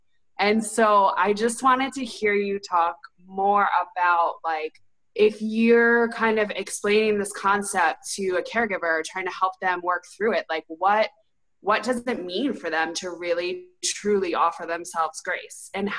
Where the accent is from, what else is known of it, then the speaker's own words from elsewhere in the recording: New York, United States; I'm a New Yorker born and raised